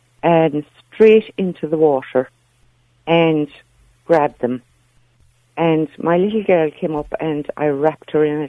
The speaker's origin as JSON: {"language": "English", "area": "Kerry", "region": "Munster", "country": "Ireland", "moved": "yes", "said": "I'm originally from Kerry."}